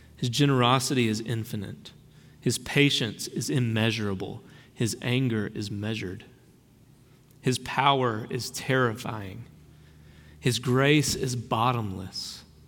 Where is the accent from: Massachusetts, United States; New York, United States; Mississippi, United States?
Mississippi, United States; Brookhaven; I've got a little redneck in me. I grew up in Brookhaven